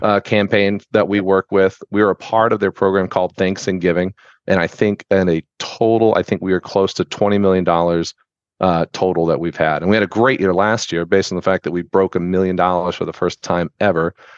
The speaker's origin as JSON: {"language": "English", "town": "Tampa", "region": "Florida", "country": "United States", "tie": "born or raised there", "also_born_or_lived": "Sarasota, Florida", "said": "I was born and raised in Tampa."}